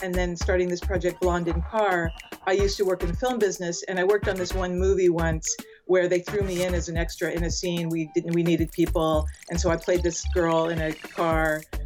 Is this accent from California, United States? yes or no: yes; Los Angeles, California, United States; moved away as an adult; also born or lived in United Kingdom; I'm from Los Angeles